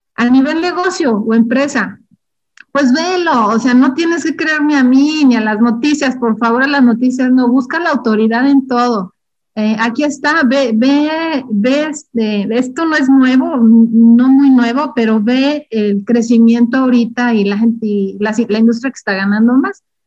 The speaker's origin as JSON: {"language": "Spanish", "region": "Durango", "country": "Mexico", "tie": "born or raised there", "also_born_or_lived": "Ciudad Juárez", "moved": "as an adult", "said": "yo soy originaria de Durango"}